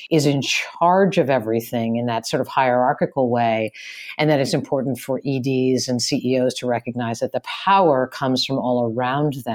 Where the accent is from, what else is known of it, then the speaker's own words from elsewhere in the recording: Ireland; maybe it's because I'm Irish, but I've just always been a really good storyteller.